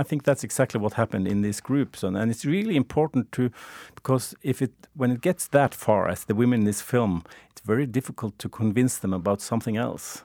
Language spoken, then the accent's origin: English; Norway; I'm from Norway